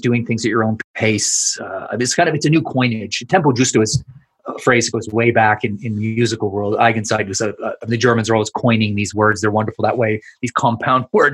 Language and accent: English; Canada; accent: Canadian; moved away as an adult; also born or lived in Edinburgh, Scotland; now in London, United Kingdom; I was born in Scotland, Edinburgh, but we emigrated to Canada when I was just a baby. So I grew up in Canada, feel Canadian, sound Canadian